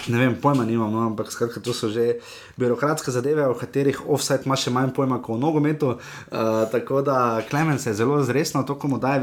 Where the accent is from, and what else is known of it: Slovenia